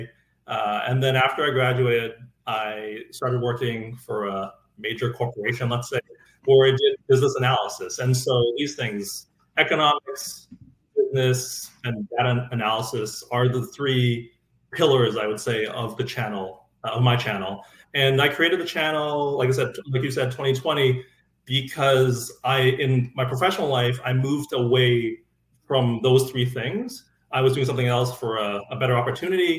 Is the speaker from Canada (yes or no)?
yes; Edmonton, Alberta, Canada; when I grew up in the 90s, I'm from Edmonton